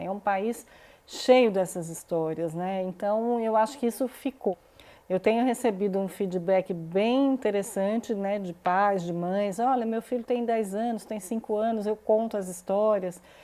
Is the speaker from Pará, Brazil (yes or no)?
no; Garanhuns and Recife, Pernambuco, Brazil; moved away; Eu fui criada no Nordeste